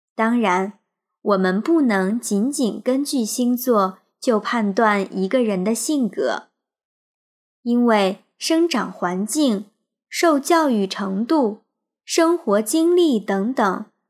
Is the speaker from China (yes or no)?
yes; China; 我们中国人